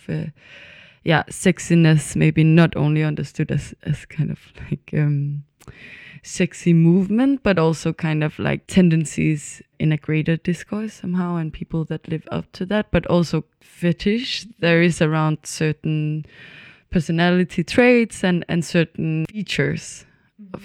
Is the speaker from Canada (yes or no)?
no; Copenhagen, Capital Region of Denmark, Denmark; moved away as an adult; also born or lived in Berlin; now in Stockholm, Sweden; I'm born and raised in, in Copenhagen in Denmark